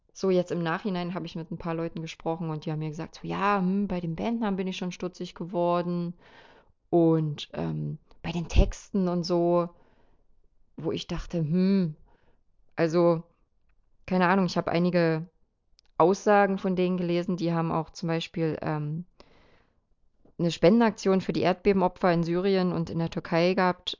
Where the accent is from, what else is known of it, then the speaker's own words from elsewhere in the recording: eastern Germany, Germany; bei uns im Osten